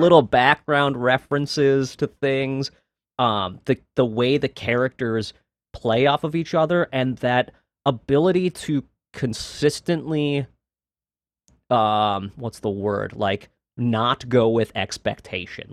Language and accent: English; Minneapolis, Minnesota, United States; I'm from Minnesota